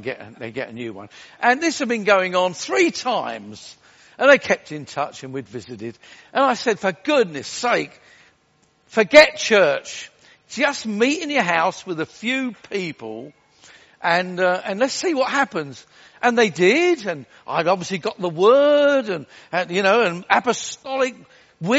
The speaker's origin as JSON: {"language": "English", "region": "Wales", "country": "United Kingdom", "said": "I'm Welsh"}